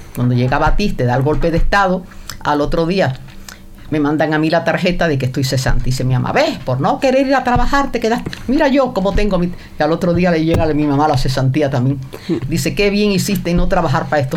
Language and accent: Spanish; Cienfuegos, Cuba; also born or lived in Havana, Cuba; ahí viví en Cienfuegos hasta los 19 años